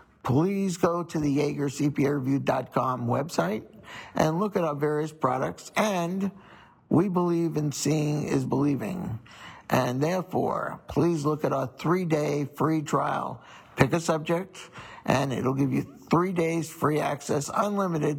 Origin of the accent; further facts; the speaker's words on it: Long Island, New York, United States; now in Maryland, United States; I was born and raised in New York, Long Island